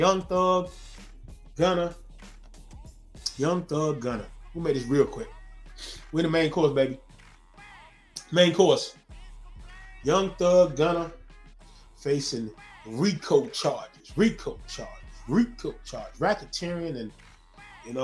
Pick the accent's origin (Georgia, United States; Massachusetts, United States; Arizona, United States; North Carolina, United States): North Carolina, United States; Zebulon; I'm from Zebulon, Z-Town, North Carolina